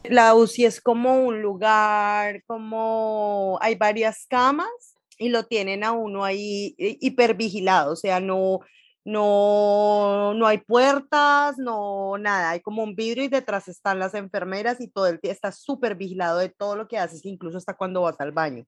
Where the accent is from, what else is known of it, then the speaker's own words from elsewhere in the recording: Colombia; moved away as an adult; also born or lived in Ecuador; now in Miami, United States; todos los que salimos de Colombia